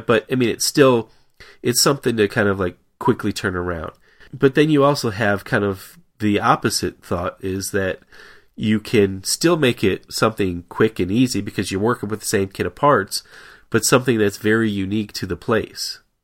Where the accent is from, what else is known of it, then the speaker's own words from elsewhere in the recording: Tampa, Florida, United States; also born or lived in Detroit metro area, Michigan; now in Washington, D.C. area, United States; We're both originally from the Detroit metro area, and I predominantly grew up in the Tampa Bay area of Florida